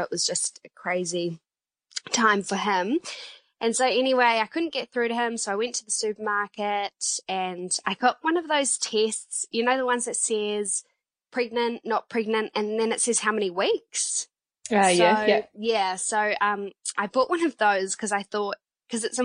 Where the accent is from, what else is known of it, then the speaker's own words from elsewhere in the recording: Nelson, New Zealand; now in Auckland, New Zealand; We live in Auckland, but we are both from the South Island. I'm from Nelson